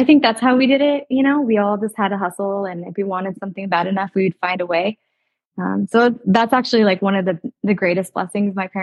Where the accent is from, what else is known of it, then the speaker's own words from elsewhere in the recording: Citrus Heights, California, United States; I grew up in Citrus Heights. I still live in that same home